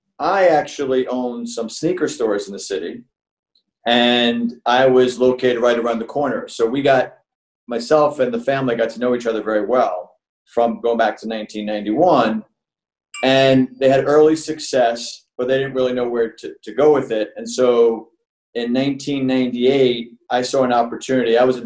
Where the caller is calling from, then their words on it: New York, United States; I'm coming in from New York, from Long Island.